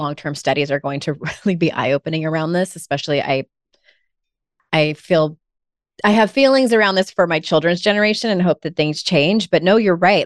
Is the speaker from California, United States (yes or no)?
yes; San Diego, California, United States; moved away as an adult; now in North Carolina, United States; I'm originally from San Diego, was there for thirty-six years